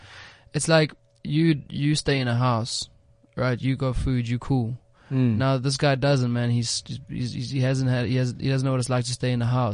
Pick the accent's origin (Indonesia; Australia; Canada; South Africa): South Africa; Ideally, we'd like to have a golden thread that keeps us all together, which is being South African, right?